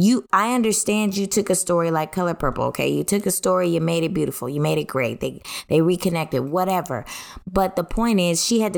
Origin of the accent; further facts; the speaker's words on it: United States; I'm an American, not an African American. I'm an American.